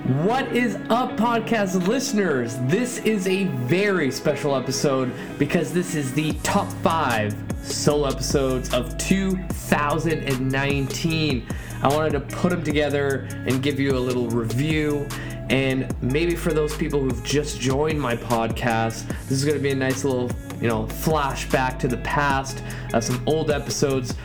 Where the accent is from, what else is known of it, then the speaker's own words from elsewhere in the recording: Vancouver, British Columbia, Canada; I tell them I'm from Canada and I'll even say Vancouver